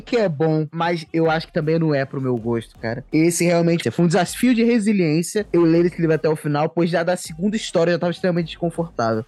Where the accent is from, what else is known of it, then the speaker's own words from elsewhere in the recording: Brazil; nós que somos brasileiros